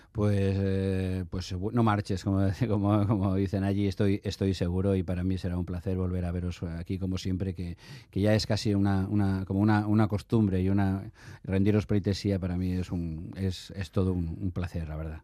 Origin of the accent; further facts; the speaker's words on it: Basque Country, Spain; moved away; mis padres son, son de un pueblecito de Zamora, de Villalpando, y yo me siento, obviamente, me siento, me siento, me siento vasco, pero también a la vez, digamos, todo el conflicto que hubo entonces me obligó a marcharme